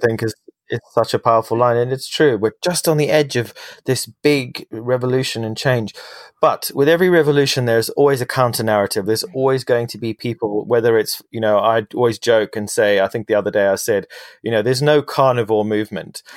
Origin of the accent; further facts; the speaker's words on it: London, United Kingdom; my, in my hometown in London